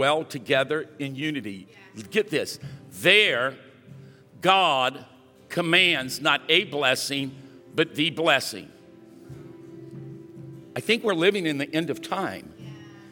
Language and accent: English; Louisiana, United States; we're both from Louisiana